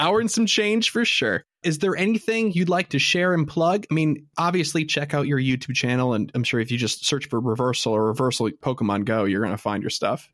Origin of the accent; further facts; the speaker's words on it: Midwest, United States; we're from the Midwest and in the States